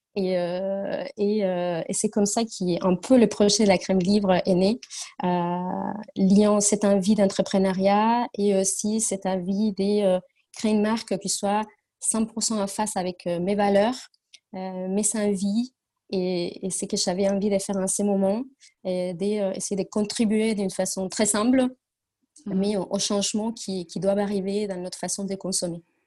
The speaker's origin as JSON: {"language": "French", "country": "Argentina", "second_language": "French", "moved": "as an adult", "lives_now": "France", "said": "je suis argentine. Euh, je, suis en, France euh, depuis déjà une bonne dizaine d'années, mais je viens de, très loin"}